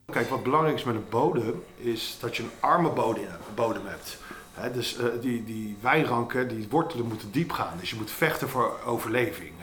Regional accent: Netherlands; Wij drinken als Nederlander

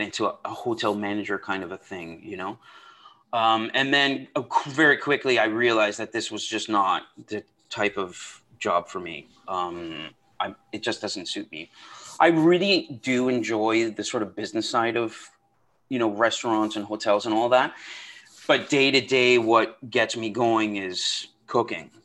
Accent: outside of Toronto, Ontario, Canada; I grew up in outside of Toronto

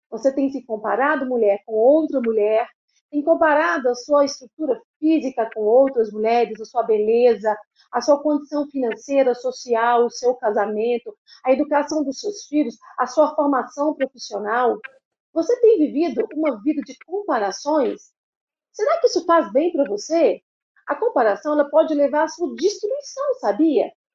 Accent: Belo Horizonte, Minas Gerais, Brazil; Belo Horizonte sou eu

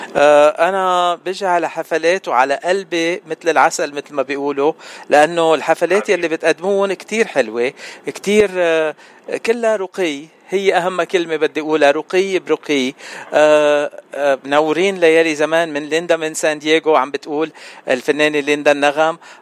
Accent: Lebanon; انا من لبنان

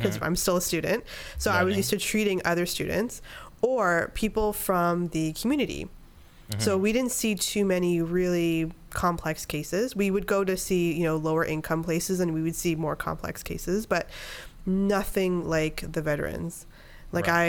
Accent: Canada; moved away as an adult; also born or lived in upstate New York / Miami, Florida; I'm Canadian

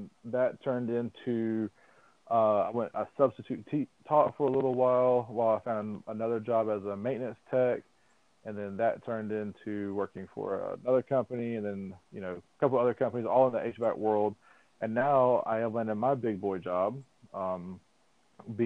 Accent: Sylvester, Georgia, United States; also born or lived in Statesboro, Georgia; my hometown, Sylvester, is the actual peanut capital of the world

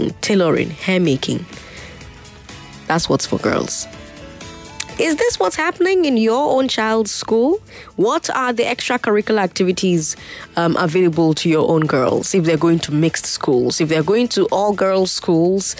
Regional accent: Nigeria

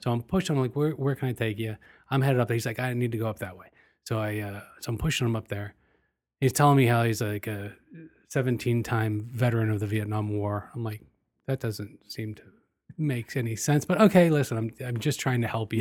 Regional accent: United States; as an American

